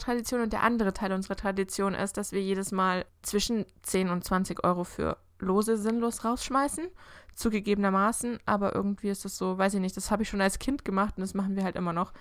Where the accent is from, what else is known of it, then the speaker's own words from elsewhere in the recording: Augsburg, Bavaria, Germany; ich komme ja aus Augsburg